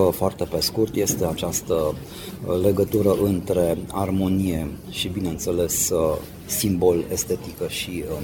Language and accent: Romanian; Banat, Romania; suntem bănățeni și bineînțeles că m-am simțit foarte bine că am fost invitat.